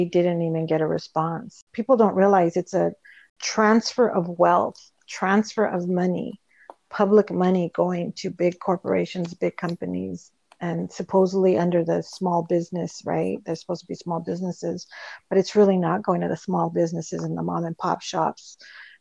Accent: Lynwood, California, United States; I'm from Linwood

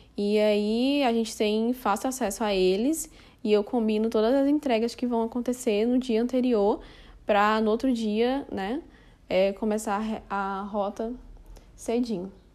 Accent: Rio de Janeiro, Brazil; moved away as an adult; now in Fortaleza, Brazil; nasci no Rio de Janeiro e faz cinco anos que eu moro aqui em Fortaleza, no Ceará

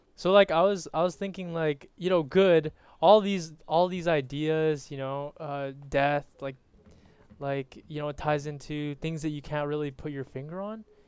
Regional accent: Canada; I'm a Canadian as well.

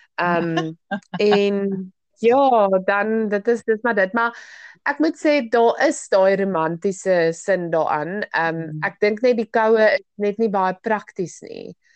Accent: South Africa; ons as Suid-Afrikaners

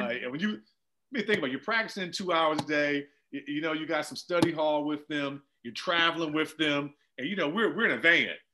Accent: Washington, District of Columbia, United States; I grew up in Jack and Jill in the DC area

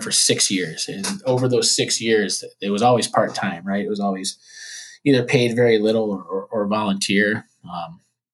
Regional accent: Detroit, Michigan, United States; growing up in the Detroit area

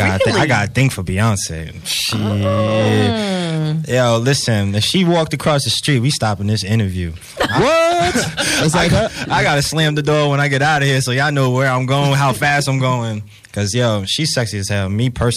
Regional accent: Boston, Massachusetts, United States; also born or lived in Brooklyn, New York / Connecticut; Yeah, yo, I'm from Boston. I lived in Connecticut for a while. Born in Brooklyn, New York.

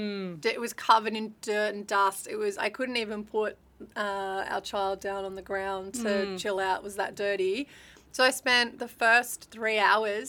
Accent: Australia; now in Indonesia; I'm from Australia

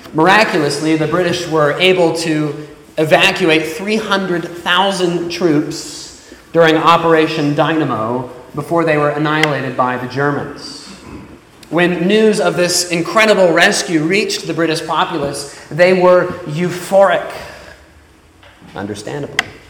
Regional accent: Florida, United States; moved away; in my hometown. Now, down in Florida

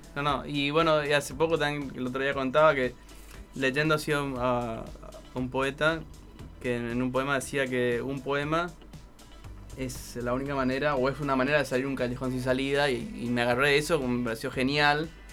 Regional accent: Goya, Corrientes, Argentina; accent: tonadita como de corrientes; also born or lived in Almagro, Buenos Aires; now in Buenos Aires, Argentina; somos correntinos de Goya

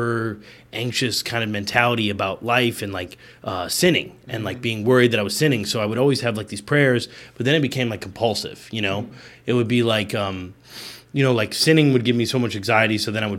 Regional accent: Indiana, United States; also born or lived in Chicago, Illinois; now in South Florida, United States; I'm from Indiana. I was born in Chicago, but I grew up in Indiana.

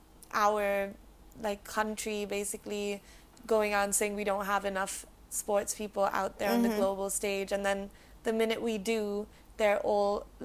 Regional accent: India

